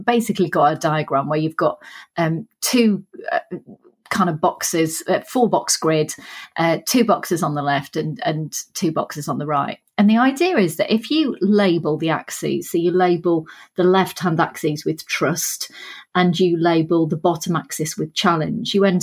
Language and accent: English; Sheffield, Yorkshire and the Humber, United Kingdom; You can probably tell from the accent I'm from Sheffield.